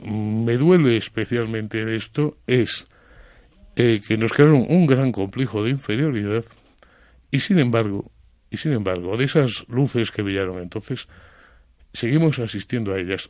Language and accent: Spanish; Spain